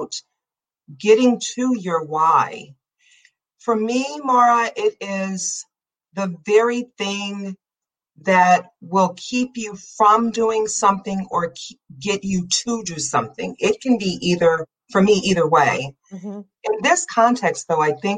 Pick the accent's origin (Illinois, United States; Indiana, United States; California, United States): Illinois, United States; the South Suburbs; I grew up in the South Suburbs